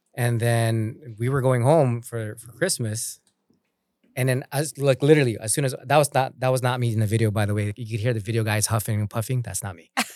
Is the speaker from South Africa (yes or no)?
no; Philippines; being a Filipino